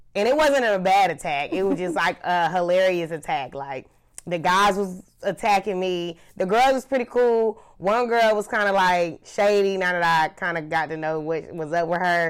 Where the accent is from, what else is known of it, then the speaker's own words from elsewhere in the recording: Charlotte, North Carolina, United States; I am from Charlotte, North Carolina